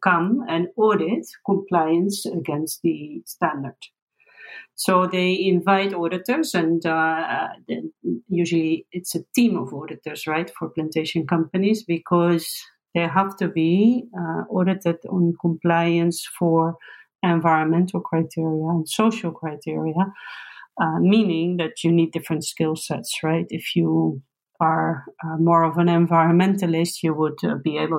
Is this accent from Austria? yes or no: no; Netherlands; I come from the Netherlands